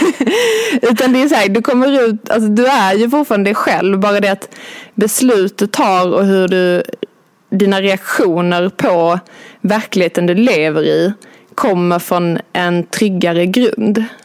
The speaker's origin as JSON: {"language": "Swedish", "region": "Skåne", "country": "Sweden", "moved": "as an adult", "lives_now": "Stockholm, Sweden", "said": "jag kommer från Skåne. Jag eh, flyttade till Stockholm för 11-12 år sedan"}